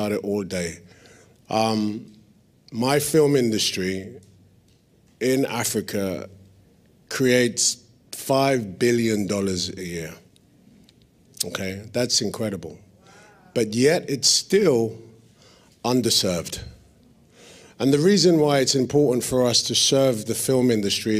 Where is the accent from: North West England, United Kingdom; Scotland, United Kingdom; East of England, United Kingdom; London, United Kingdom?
London, United Kingdom; I was born and raised in East London